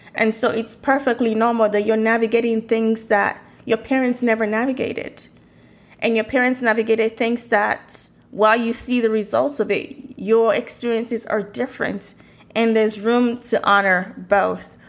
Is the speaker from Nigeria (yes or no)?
yes; Nigeria; moved away as an adult; now in United States; I moved to the US from Nigeria in the early 2000s